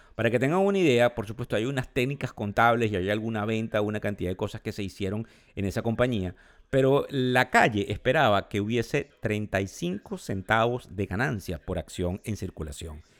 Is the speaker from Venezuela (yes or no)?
yes; Venezuela; moved away; soy venezolano, porque tengo familia en Venezuela, porque tengo amigos, porque son mis raíces, son el lugar de donde vengo